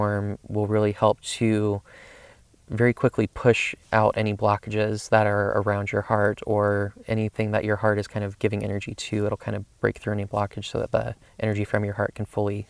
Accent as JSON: {"language": "English", "region": "the South", "country": "United States", "tie": "born or raised there", "said": "I grew up in the South"}